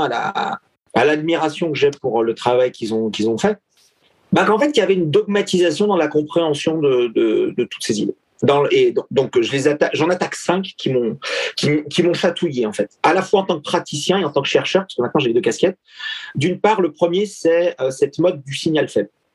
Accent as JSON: {"language": "French", "country": "France", "said": "nous en tant que Français"}